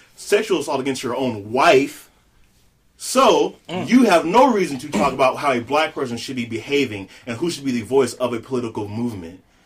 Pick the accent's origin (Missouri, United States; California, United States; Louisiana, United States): Louisiana, United States; I am born and raised in Louisiana, the boot.